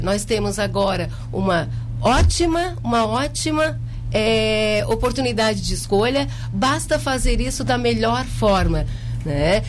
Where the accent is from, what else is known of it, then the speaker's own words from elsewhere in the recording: Jaguaruna, Santa Catarina, Brazil; eu nasci em Jaguaruna, no Hospital de Caridade, né? Há 43 anos.